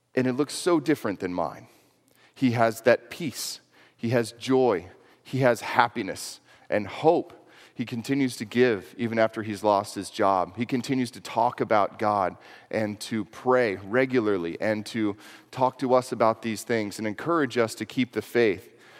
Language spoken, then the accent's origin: English; Houston, Texas, United States; moved away as an adult; I grew up in Houston, Texas, actually. Lived there until I was eighteen years old